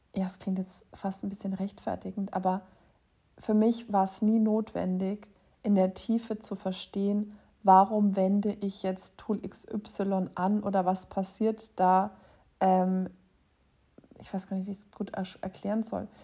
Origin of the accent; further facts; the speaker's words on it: Erlangen, Bavaria, Germany; Ich bin in Erlangen geboren. Das ist in Mittelfranken.